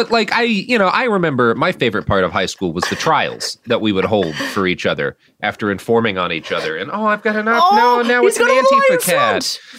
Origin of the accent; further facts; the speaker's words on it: Texas, United States; I grew up in Texas.